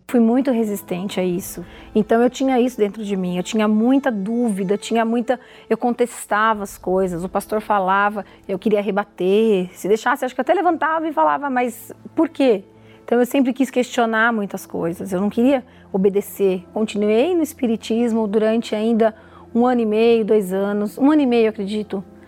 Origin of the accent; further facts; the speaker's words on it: Mogi das Cruzes, São Paulo, Brazil; eu sou de Mogi das Cruzes, sou farmacêutica